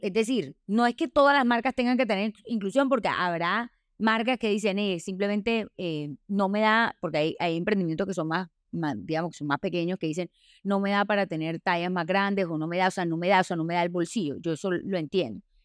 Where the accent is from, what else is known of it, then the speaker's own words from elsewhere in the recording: Colombia; pasa en Colombia, pasa en nuestra sociedad